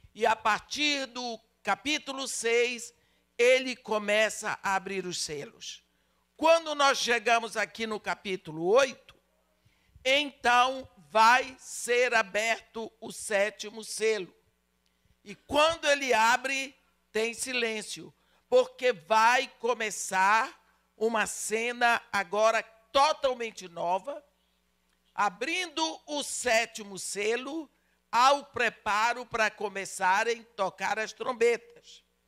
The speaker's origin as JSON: {"language": "Portuguese", "country": "Brazil", "said": "a minha experiência como brasileira"}